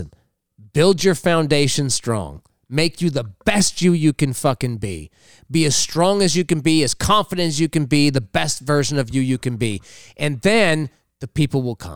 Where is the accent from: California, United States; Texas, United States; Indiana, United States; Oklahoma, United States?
California, United States; Los Angeles; born or raised there